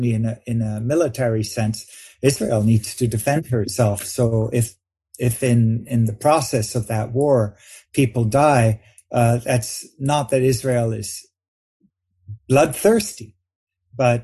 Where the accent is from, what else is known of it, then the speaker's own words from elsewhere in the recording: Vancouver, British Columbia, Canada; I grew up in Vancouver, Canada.